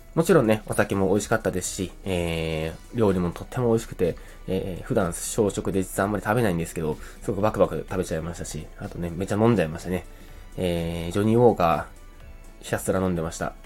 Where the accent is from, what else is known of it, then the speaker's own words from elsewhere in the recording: Oita, Japan; moved away; also born or lived in Fukuoka; 福岡出身、まあ福岡出身大分県育ちの人間なので